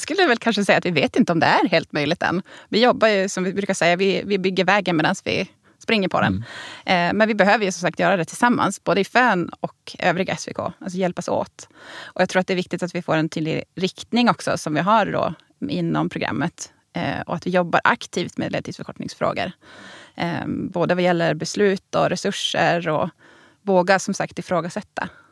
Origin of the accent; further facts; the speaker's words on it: Norrbotten County, Sweden; jag som norrbottning